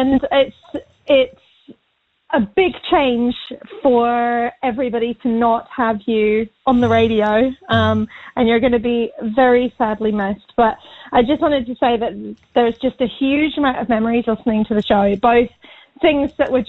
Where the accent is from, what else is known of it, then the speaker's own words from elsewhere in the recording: North East England, United Kingdom; accent: northeast; now in New Zealand; It's been such a long time since I've heard the northeast accent, so my accent's probably going to change as I'm talking to you as well.